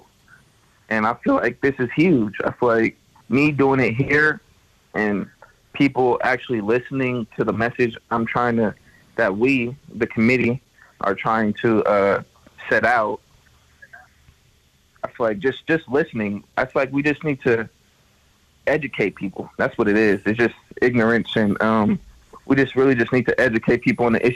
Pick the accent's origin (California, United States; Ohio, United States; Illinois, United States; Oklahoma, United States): California, United States; moved away as an adult; now in Montana, United States; I'm from California. We don't get no snow